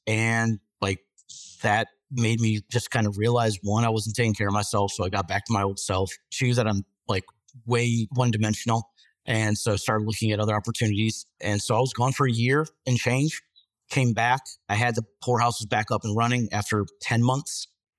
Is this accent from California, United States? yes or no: no; Michigan, United States; moved away as an adult; also born or lived in Australia; now in Wilmington, United States; I'm 9 years older than you. So like, I mean, Uncle Joe status. But no, like, so I grew up in Michigan, middle class, divorced parents